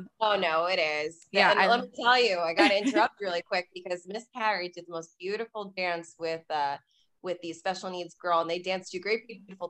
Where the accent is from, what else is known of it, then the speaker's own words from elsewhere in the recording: New Jersey, United States; we are from North Jersey, New Jersey. So we are about like, what, like 15, 20 minutes from New York City.